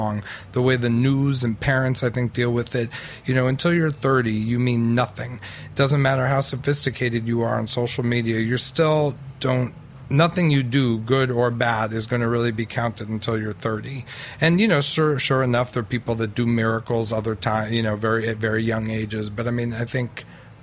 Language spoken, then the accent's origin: English; New York City, New York, United States; I'm a white heterosexual male born and raised in New York City's Upper East Side.